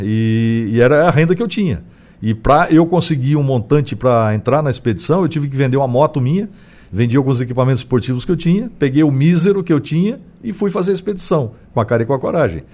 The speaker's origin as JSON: {"language": "Portuguese", "country": "Brazil", "said": "nem Rio de Janeiro nem São Paulo, que, que, que é a minha terra."}